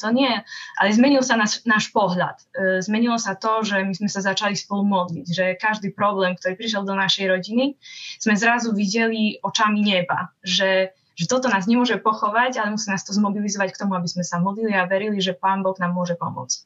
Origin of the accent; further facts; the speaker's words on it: Slovakia; also born or lived in Košice; vyrastala som asi ako väčšina ľudí na Slovensku